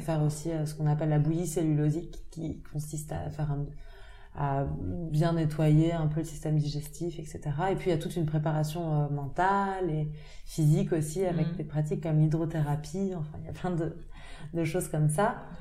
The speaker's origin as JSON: {"language": "French", "town": "Paris", "region": "Île-de-France", "country": "France", "tie": "born or raised there", "also_born_or_lived": "United States", "moved": "yes", "said": "j'ai grandi à Paris, j'ai passé quelques années dans le sud de la France, mais, mais j'ai grandi à Paris et puis je suis partie aux États-Unis un peu plus tard"}